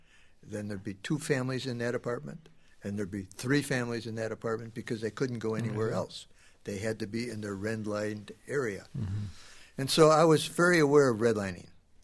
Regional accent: Chicago, Illinois, United States; now in Minneapolis, United States; I grew up in Chicago.

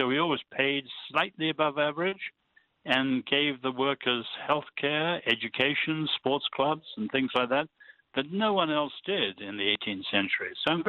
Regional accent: China; born there; I was born in China when my parents were medical missionaries.

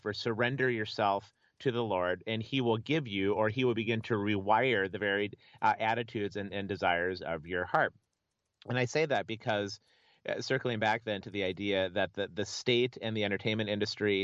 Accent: Minnesota, United States; I grew up in Minnesota

